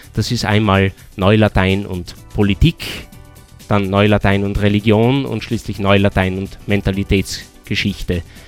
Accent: Austria; bei uns in Österreich

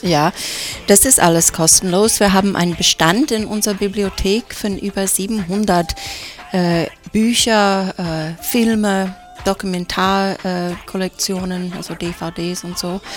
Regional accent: United States; now in Innsbruck, Austria; als Amerikanerin

